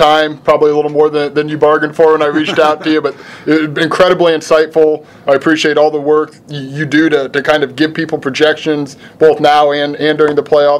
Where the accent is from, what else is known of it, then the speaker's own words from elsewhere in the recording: Pekin, Illinois, United States; Pekin, my hometown